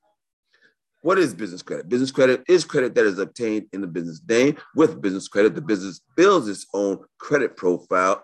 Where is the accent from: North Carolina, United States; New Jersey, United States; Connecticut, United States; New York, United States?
New York, United States; New York City; I was born and raised in New York City